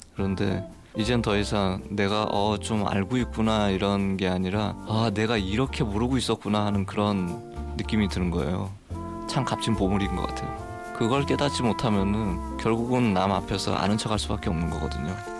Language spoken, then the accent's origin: Korean; Taebaek, Gangwon, South Korea; moved away; 태백에서 어린 시절을 보냈거든요.